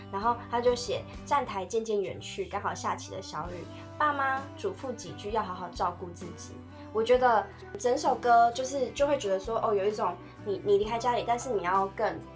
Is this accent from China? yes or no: no; Tainan, Taiwan; moved away as an adult; also born or lived in Taipei; 因为我是台南人，然后我在台北读书